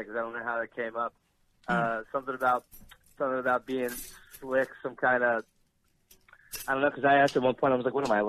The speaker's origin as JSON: {"language": "English", "town": "Baltimore", "region": "Maryland", "country": "United States", "said": "I'm from Baltimore."}